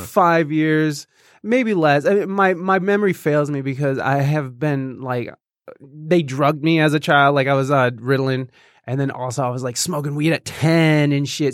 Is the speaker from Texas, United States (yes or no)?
no; Jasper, Michigan, United States; also born or lived in Oregon, Ohio; now in Toledo, United States; I was born in Oregon, mm-hmm. and then I actually grew up in Michigan, but it was in this uh, real uh, fancy place called Jasper, Michigan.